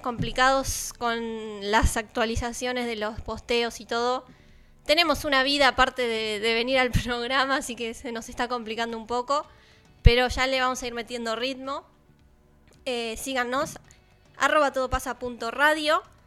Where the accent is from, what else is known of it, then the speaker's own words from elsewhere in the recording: Balcarce, Buenos Aires Province, Argentina; now in Buenos Aires, Argentina; Yo que soy de Balcarce